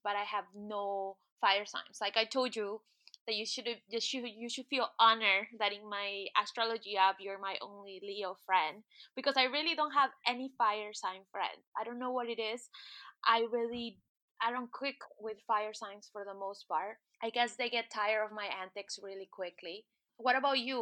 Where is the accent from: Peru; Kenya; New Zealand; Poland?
Peru; moved away; I am originally from Peru and I'm Native American